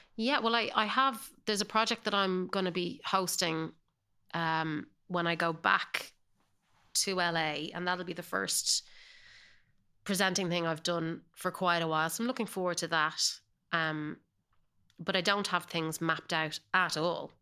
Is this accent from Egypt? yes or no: no; Ireland; accent: Irish; moved away as an adult; now in Los Angeles, United States; I definitely hold on to my Irish accent